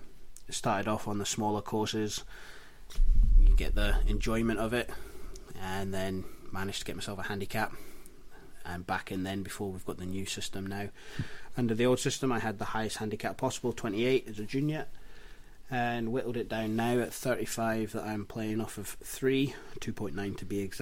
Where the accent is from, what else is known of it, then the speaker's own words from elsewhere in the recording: St Andrews, Scotland, United Kingdom; I'm lucky enough to play my golf at St Andrews in Scotland.